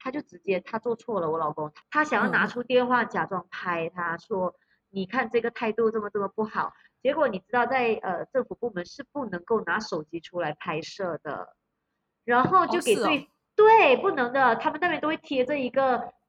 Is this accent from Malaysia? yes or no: yes; Malaysia; 帮我们马来西亚人民的，我就跟他说，我用马来话跟他说